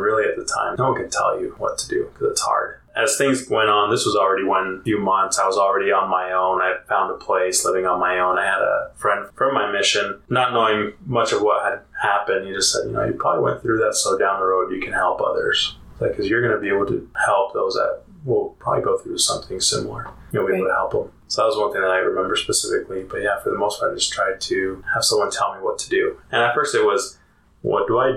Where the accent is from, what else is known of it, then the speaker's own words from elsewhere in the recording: Utah, United States; also born or lived in Colorado; I grew up mostly here in Utah and a little bit in Colorado.